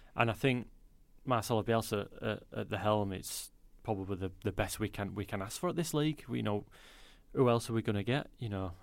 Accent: Leeds, Yorkshire and the Humber, United Kingdom; born and bred in Leeds

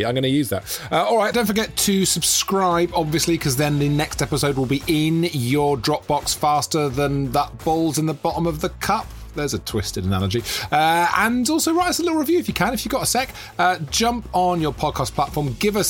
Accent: Monmouth, Wales, United Kingdom; Monmouth is my hometown, where I grew up, and it's a really lovely course.

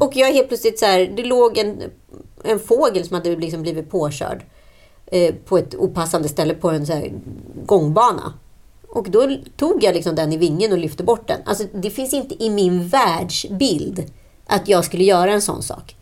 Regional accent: Örebro, Örebro County, Sweden; Vi är ju örebroare

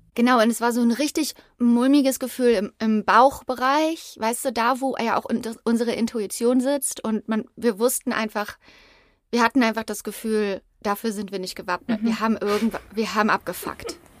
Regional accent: Übach-Palenberg, North Rhine-Westphalia, Germany; Wir sind in Übach-Palenberg aufgewachsen, BT-Dubs, also Übach-Palenberg in der Nähe von Aachen

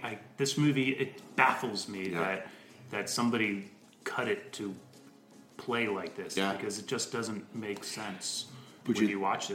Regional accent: Virginia Beach, Virginia, United States; I grew up in Virginia Beach.

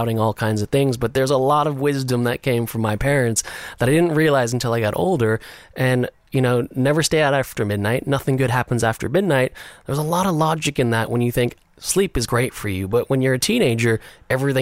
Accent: Los Angeles, California, United States; moved away as an adult; also born or lived in New Zealand; now in London, United Kingdom; I grew up in Los Angeles

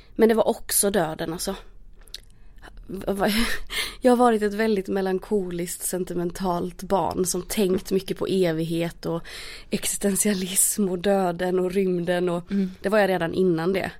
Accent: Småland, Sweden; now in Stockholm, Sweden; jag är från Småland.

